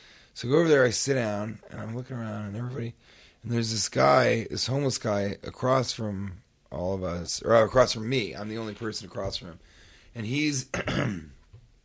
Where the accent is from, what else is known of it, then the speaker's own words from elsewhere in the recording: New York City, New York, United States; I'm a New Yorker.